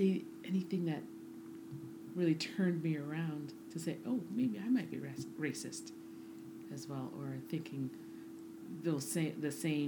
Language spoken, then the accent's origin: English; Winnipeg, Manitoba, Canada; moved away as an adult; now in Timmins, Canada; I'm from Winnipeg.